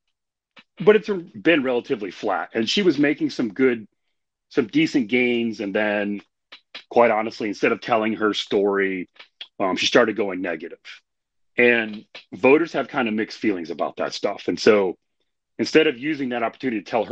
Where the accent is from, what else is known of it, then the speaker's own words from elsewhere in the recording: Indiana, United States; I grew up in Indiana.